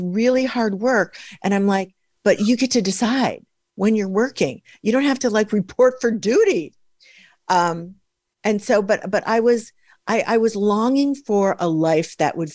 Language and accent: English; Midwest, United States; I'm from the Midwest